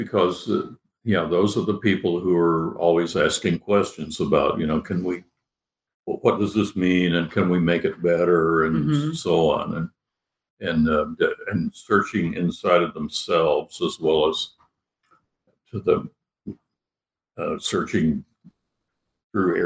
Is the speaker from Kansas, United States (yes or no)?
yes; Kansas, United States; moved away as an adult; also born or lived in Wichita, Kansas / New York; I grew up in Kansas in the early days